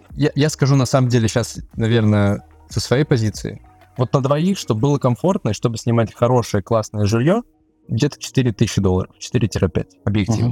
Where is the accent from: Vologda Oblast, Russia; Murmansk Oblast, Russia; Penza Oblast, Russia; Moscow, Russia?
Moscow, Russia; moved away as an adult; now in Georgia; Я, в принципе, родился в Москве и вырос